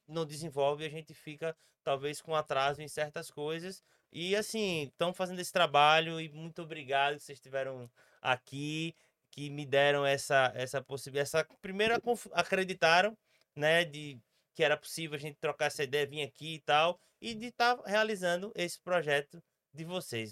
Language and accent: Portuguese; Sergipe, Brazil; como sergipano